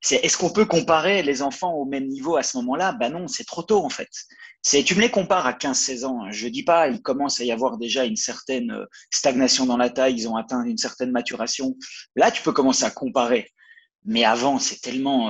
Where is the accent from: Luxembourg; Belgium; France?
Belgium; moved away as an adult; also born or lived in Valais, Switzerland; now in Sierre, Switzerland; je viens de Belgique à la base, puis ça fait 7 mmh. ans que je suis en Suisse